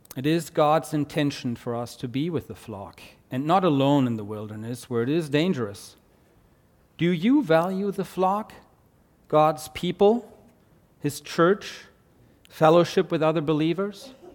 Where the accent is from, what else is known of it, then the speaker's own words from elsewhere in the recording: Germany; accent: German; English is a second language; moved away; my German accent